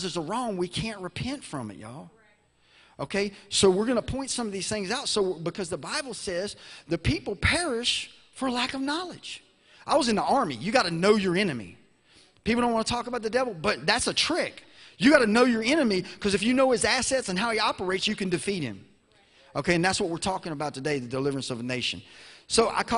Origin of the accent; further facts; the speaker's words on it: Baton Rouge, Louisiana, United States; I'm from Louisiana, so we had Katrina